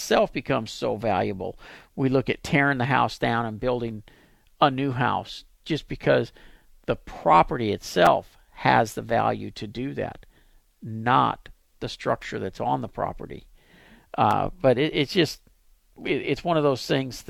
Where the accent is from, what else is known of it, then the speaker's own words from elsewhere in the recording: Pasadena, Texas, United States; moved away as an adult; now in Dallas, United States; I live in Dallas, but I grew up here in Pasadena.